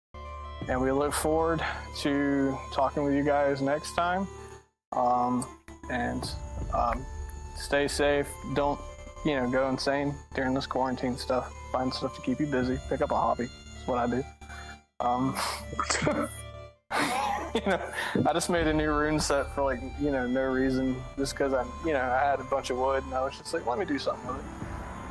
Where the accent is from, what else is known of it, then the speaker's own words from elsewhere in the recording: south Alabama, United States; I'm from Alabama, like the very south Alabama.